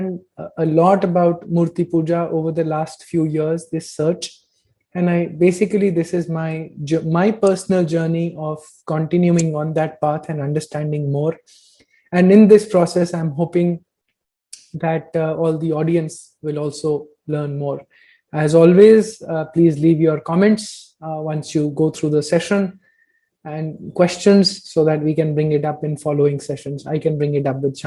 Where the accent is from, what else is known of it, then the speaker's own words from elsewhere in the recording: North India, India; I've been born and brought up in North India with a very heavy Punjabi Arya Samaji influence